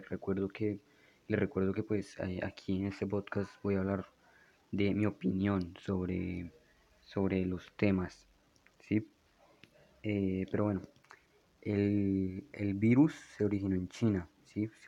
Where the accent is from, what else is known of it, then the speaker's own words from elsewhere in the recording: Bogotá, Colombia; moved away; Tal vez no noten mi acento porque no vivo en Bogotá desde hace como 5 o 6 años, pero soy de Bogotá, así en Bogotá, entonces soy, soy rolo, soy cachaco.